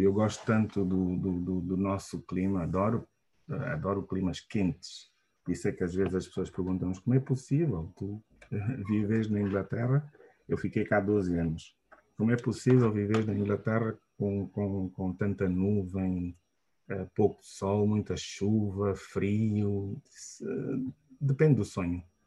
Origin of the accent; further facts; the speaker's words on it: Luanda, Luanda Province, Angola; also born or lived in Malanje; Nasci e cresci uh, em Angola, portanto, nasci em Luanda e fiz o meu ensino primário uh, todo uh, em Luanda